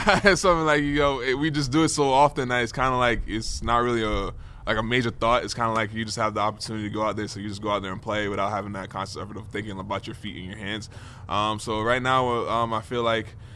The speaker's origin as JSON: {"language": "English", "town": "New York City", "region": "New York", "country": "United States", "tie": "born or raised there", "said": "I'm playing for my hometown team."}